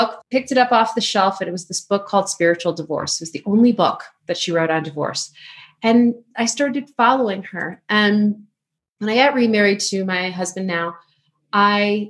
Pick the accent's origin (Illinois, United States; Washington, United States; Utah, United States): Illinois, United States; Chicago; moved away; still a Chicago girl at heart